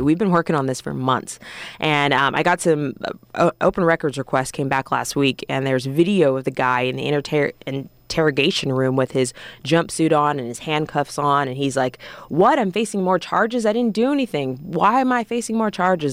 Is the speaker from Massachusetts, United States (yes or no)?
no; Orange County, California, United States; moved away as an adult; also born or lived in Columbia, Missouri / Spokane, Washington; now in Atlanta, United States; I'm from California, uh, born and raised in Orange County